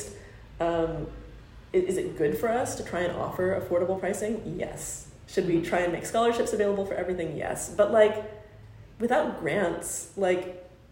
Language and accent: English; United States; accent: United States; Me and my United States accent